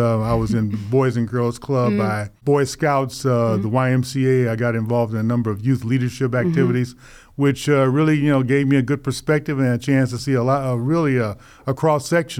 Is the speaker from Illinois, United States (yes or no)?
yes; Chicago, Illinois, United States; Well, I think that I learned my initial diplomatic skills on the South Side of Chicago.